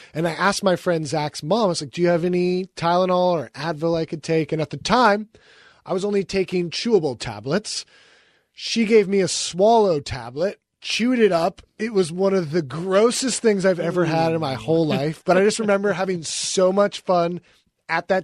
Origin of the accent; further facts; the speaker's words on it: Seattle, Washington, United States; We were young fans growing up in Seattle